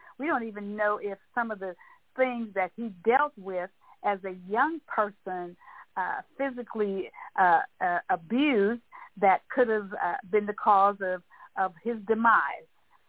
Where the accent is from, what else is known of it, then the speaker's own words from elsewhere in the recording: East Texas, United States; he knows that I was from East Texas. So, because he would say he called me East Texas.